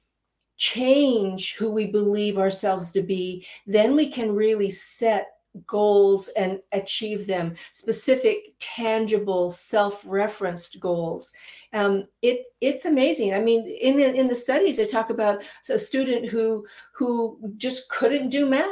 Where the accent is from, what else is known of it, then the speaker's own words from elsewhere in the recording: Utah, United States; I grew up in Utah and dang it, I wasn't blonde and I wasn't Mormon.